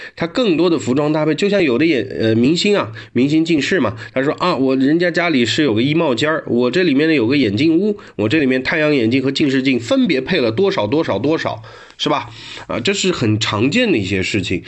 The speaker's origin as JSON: {"language": "Chinese", "country": "China", "said": "我们中国人"}